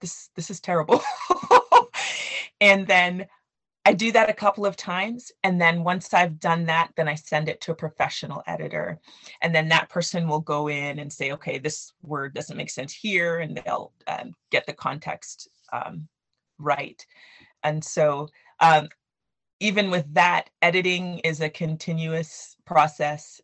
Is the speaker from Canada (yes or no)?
yes; Canada; I grew up in Canada with Nigerian parents.